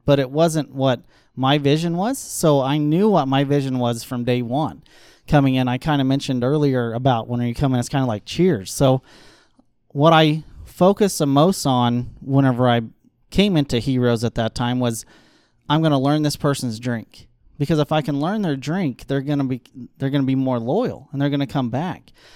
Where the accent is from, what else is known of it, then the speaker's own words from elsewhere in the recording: Aurora, United States; I grew up in Aurora